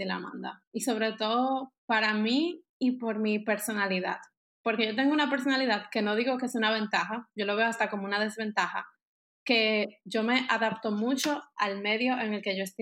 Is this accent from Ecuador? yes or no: no; Germany; Spanish is a second language; Porque entonces es bien cómico que yo soy bien alemana